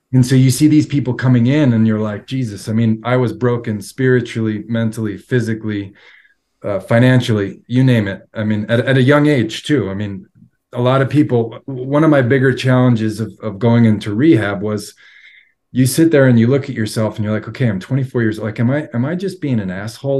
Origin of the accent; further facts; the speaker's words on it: Long Island, New York, United States; moved away as an adult; also born or lived in Florida; now in Salt Lake City, United States; I've been born and raised on Long Island and lived in New York most of my life